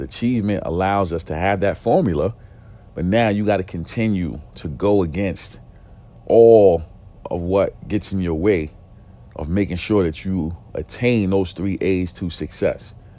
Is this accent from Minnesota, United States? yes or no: no; New York City, New York, United States; growing up in East New York, growing up in a single parent home